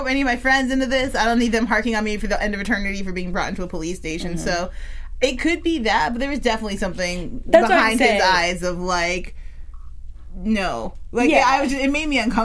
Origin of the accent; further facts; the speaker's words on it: Chicago, Illinois, United States; I'm from Chicago where we self-segregate by community